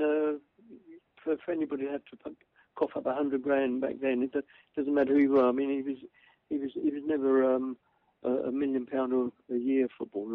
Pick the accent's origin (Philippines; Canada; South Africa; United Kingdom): United Kingdom; London; I'm the kid from Cable Street